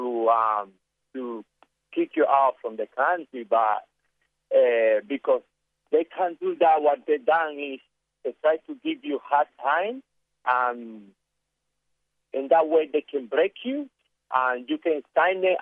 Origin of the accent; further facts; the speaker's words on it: Cuba; English is a second language; moved away as an adult; also born or lived in Sydney, Australia / Perth, Australia / Melbourne, Australia; now in Christmas Island, Australia; I am from Cuba